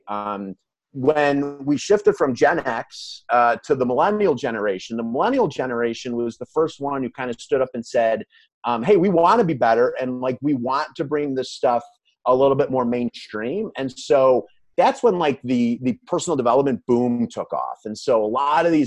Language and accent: English; Calumet City, Illinois, United States; I grew up in Calumet City, which is in the south suburbs of Chicago.